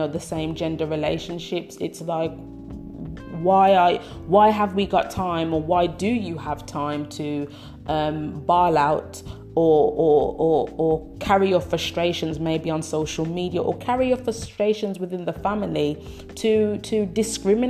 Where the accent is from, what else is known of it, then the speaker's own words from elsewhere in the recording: Birmingham, West Midlands, United Kingdom; I'm from Brumtown, I'm from Birmingham, UK